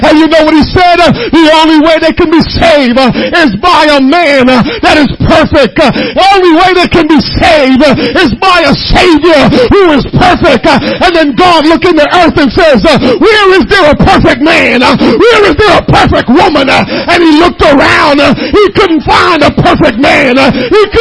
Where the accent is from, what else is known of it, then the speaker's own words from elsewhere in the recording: Jamaica; now in United States; I was born and raised in Jamaica